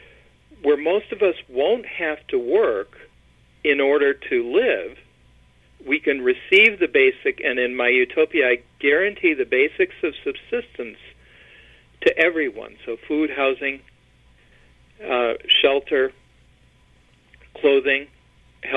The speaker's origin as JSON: {"language": "English", "region": "Michigan", "country": "United States", "also_born_or_lived": "Chicago", "moved": "yes", "said": "I am originally from Michigan, and family on both sides there, back there for generations"}